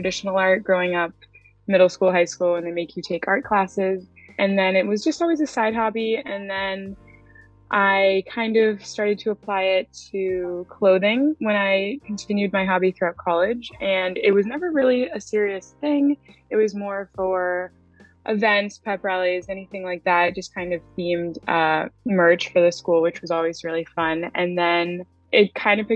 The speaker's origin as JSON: {"language": "English", "town": "Franklin", "region": "Massachusetts", "country": "United States", "tie": "born or raised there", "said": "I've always lived in Mass. I was in Western Mass for a little bit, and then we moved to Franklin when I was younger"}